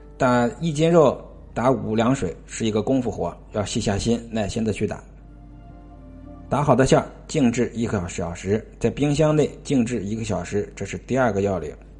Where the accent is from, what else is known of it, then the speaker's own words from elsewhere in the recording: Tianjin, China; 我们老家天津的一个属于天津三绝之一吧